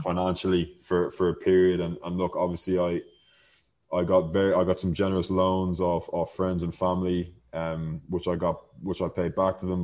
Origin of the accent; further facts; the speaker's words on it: Ireland; now in Mexico; we're from Ireland